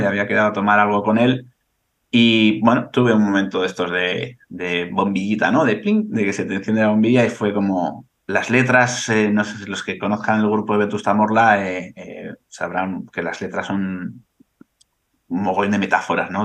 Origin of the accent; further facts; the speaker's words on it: Bilbao, Basque Country, Spain; yo soy de Bilbao